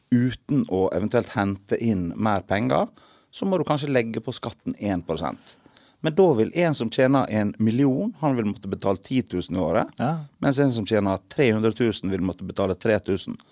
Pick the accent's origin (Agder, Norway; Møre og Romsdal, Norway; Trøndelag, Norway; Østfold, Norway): Møre og Romsdal, Norway; Sunnmøre; now in Stavanger, Norway; Jeg kommer opprinnelig fra Sunnmøre